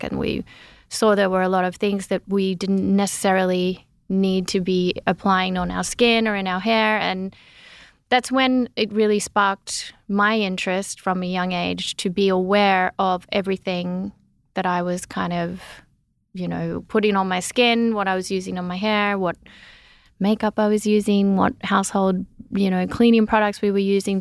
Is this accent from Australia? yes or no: yes; Gunnedah, New South Wales, Australia; growing up in the little country town in Australia